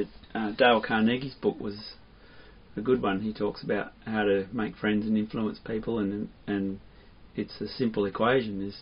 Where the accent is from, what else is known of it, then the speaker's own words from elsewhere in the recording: Melbourne, Victoria, Australia; I was born in Melbourne